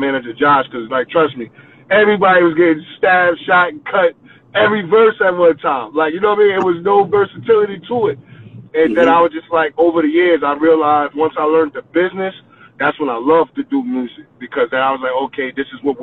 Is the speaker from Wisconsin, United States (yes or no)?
no; New York City, New York, United States; I'm from the last stop in New York. I'm from Coney Island